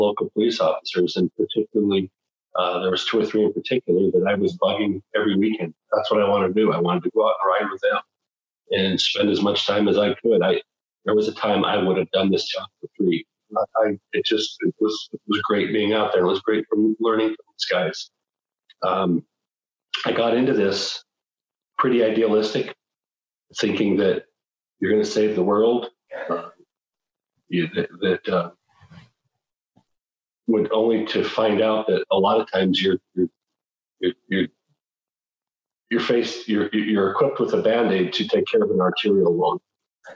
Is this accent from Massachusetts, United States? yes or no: no; Butte, Montana, United States; also born or lived in Missoula, Montana; I was born and raised in Butte